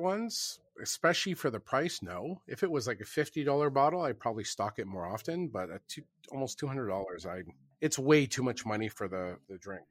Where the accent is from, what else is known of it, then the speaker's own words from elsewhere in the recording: Canada; I am Canadian